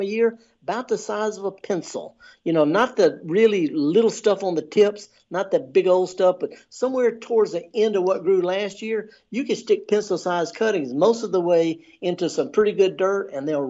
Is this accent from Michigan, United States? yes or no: no; Indianola, Mississippi, United States; I'm from Indianola